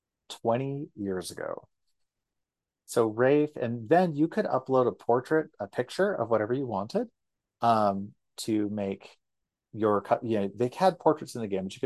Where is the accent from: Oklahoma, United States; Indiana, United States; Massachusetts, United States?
Oklahoma, United States; Guthrie; I'm gay and from Guthrie, Oklahoma